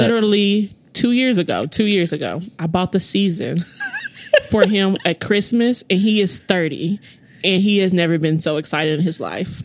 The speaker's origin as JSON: {"language": "English", "country": "United States", "tie": "born or raised there", "said": "grew up um, on the east side."}